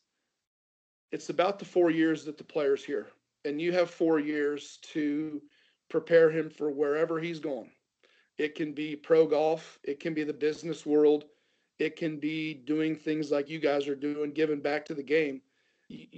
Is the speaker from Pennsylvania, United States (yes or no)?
no; Ohio, United States; growing up in Ohio